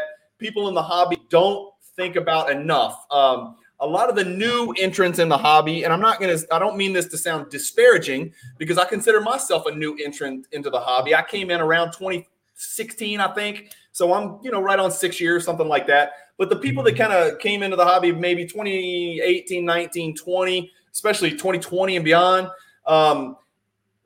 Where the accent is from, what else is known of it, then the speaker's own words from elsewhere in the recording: Louisiana, United States; I'm from Louisiana